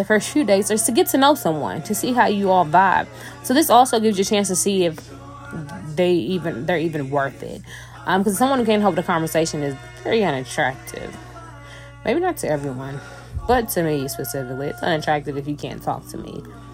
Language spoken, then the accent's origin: English; Louisville, Kentucky, United States; I'm from Louisville, Kentucky